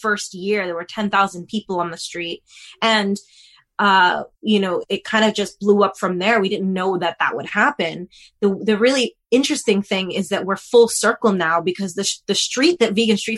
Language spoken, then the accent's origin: English; New York, United States; moved away as an adult; now in Los Angeles, United States; I'm originally from New York, and growing up in New York, you know, we have street fairs all the time